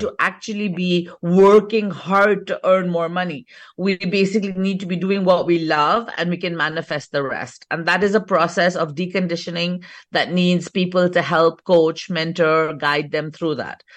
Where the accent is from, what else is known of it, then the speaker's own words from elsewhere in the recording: England, United Kingdom; moved away as an adult; now in India; I'm actually born and brought up in England, fourth generation British.